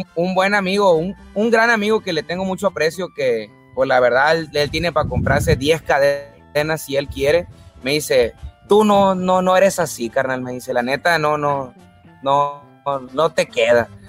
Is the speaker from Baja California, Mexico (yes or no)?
yes; Tijuana, Baja California, Mexico; also born or lived in Culiacán, Sinaloa; Yo nací en Culiacán, Sinaloa, pero me crié allá en Tijuana. A los ocho años yo ya estaba en Tijuana.